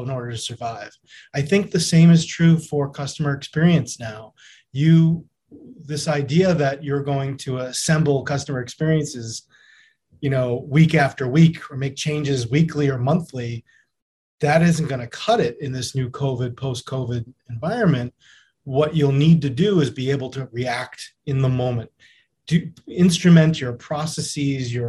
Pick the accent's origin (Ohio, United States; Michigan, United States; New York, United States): New York, United States; growing up as a New Yorker